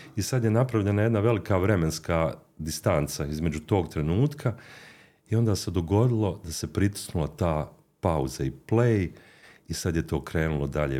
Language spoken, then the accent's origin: Croatian; Mostar, Federation of Bosnia and Herzegovina, Bosnia & Herzegovina; also born or lived in Zagreb; od najranijeg djetinstva koje sam proveo u Mostaru gdje sam završio osnovnu i srednju školu